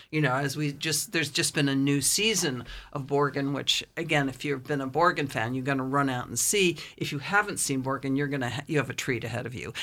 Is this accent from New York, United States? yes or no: yes; Amagansett, New York, United States; moved away as an adult; also born or lived in England; I'm originally from Amagansett